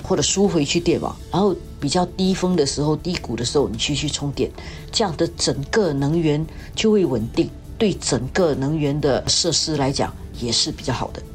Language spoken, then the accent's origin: Chinese; Singapore; 我们新加坡人